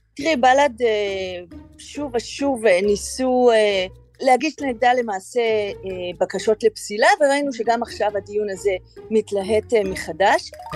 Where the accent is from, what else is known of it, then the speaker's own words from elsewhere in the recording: Israel; אנחנו כישראלים